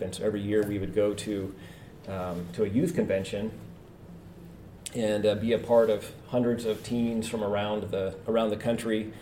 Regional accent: Edmonds, Washington, United States; also born or lived in Canada / France; I am originally from Canada, and my family moved here to the great state of Washington when I was 5, just north of Seattle, a little town called Edmonds

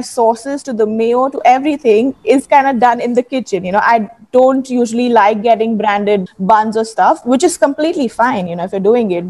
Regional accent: Mumbai, Maharashtra, India; I've been born and brought up in Bombay

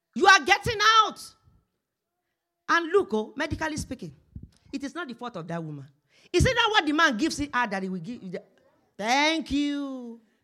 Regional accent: Nigeria; moved away as an adult; now in Canada; when I was coming from Nigeria

